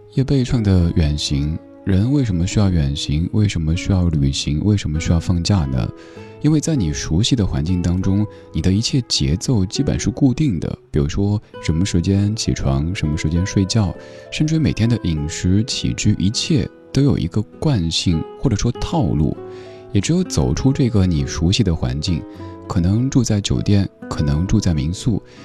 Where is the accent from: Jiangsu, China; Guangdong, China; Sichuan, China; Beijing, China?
Sichuan, China; accent: Sichuanese; 用我的家乡话，四川话